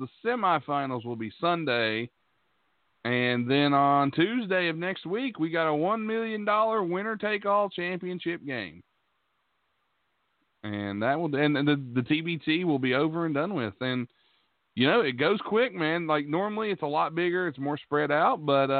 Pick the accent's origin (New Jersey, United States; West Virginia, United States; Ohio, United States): West Virginia, United States; Logan; friend of the show from my hometown, representing Logan, West Virginia